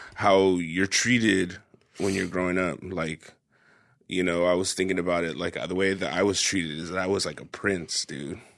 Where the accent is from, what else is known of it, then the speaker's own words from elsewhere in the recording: Parlier, California, United States; moved away as an adult; Ray and I grew up in was in Parlier in a small town